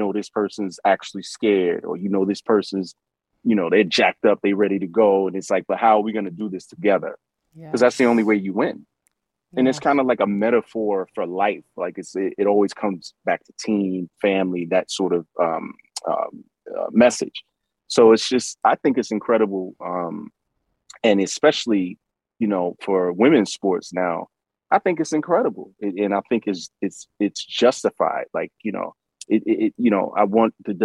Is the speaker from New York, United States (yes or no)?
yes; New York City, New York, United States; I'm from Brooklyn